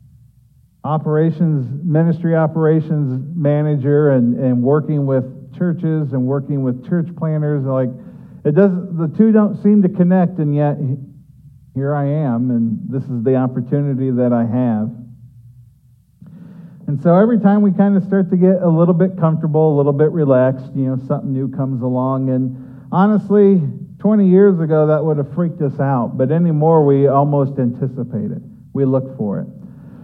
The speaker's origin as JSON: {"language": "English", "region": "Ohio", "country": "United States", "tie": "born or raised there", "said": "both my wife and I were born and raised in Ohio"}